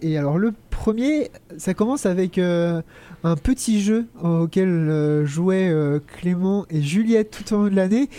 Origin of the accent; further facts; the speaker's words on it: Brittany, France; en tant que breton pur beurre salé